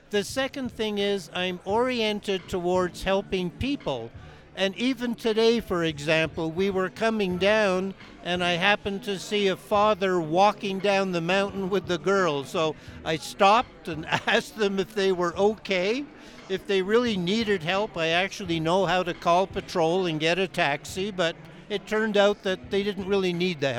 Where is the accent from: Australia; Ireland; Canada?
Canada; moved away as an adult; now in Breckenridge, United States; I came here from Canada 30 years ago. And in Canada, I was a ski instructor there for about 15 years.